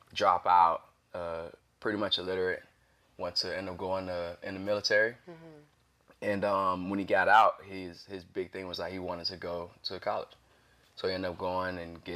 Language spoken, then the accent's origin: English; Morrow, Georgia, United States; also born or lived in Heidelberg, Germany / Darmstadt, Germany; I grew up on the south side of Atlanta, Clay County, Morrow